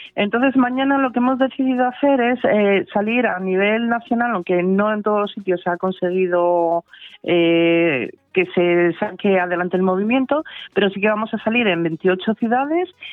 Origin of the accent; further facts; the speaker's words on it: Asturias, Spain; now in Valladolid, Spain; soy asturiana, aunque estoy afincada en Valladolid desde hace muchos años